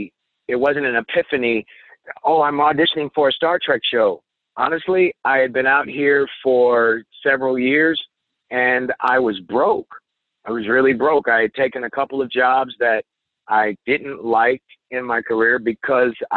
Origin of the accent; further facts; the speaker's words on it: Indianapolis, Indiana, United States; a community college in my hometown of Indianapolis